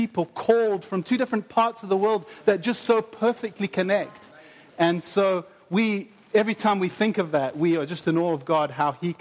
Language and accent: English; South Africa; moved away; I'm from South Africa, my wife is from Brazil